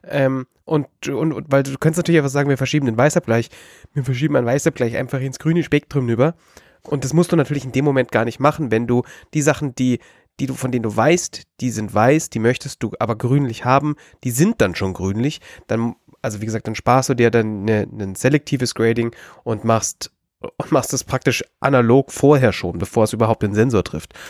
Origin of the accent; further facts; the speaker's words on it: Bavaria, Germany; wir sind aus Bayern, schwarz wie unsere Seele